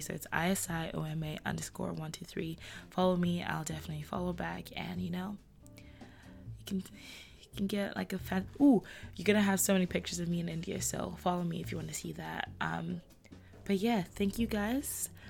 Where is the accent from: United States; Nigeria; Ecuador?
Nigeria; I'm Nigerian with a Nigerian passport.